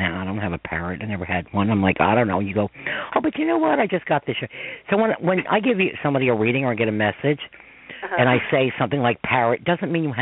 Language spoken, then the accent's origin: English; Croton-on-Hudson, New York, United States; also born or lived in Newcastle, New York; I'm from Croton and Hudson